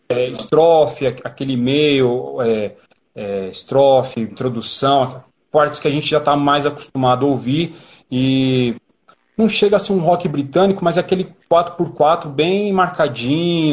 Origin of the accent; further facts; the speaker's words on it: São Paulo, Brazil; E eu e o Rodolfo somos da Zona Sul